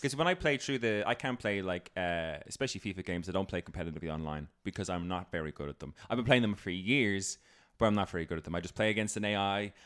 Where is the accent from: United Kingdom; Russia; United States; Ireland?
Ireland; I'm Irish